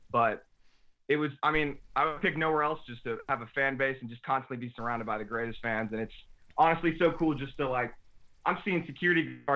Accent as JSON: {"language": "English", "town": "New Orleans", "region": "Louisiana", "country": "United States", "tie": "born or raised there", "also_born_or_lived": "New Jersey / Dallas", "said": "I was born in New Jersey, actually. He was coaching for the Giants, and then we moved to Dallas when he got the assistant head coaching job there. But even then, we moved to New Orleans when I was five years old."}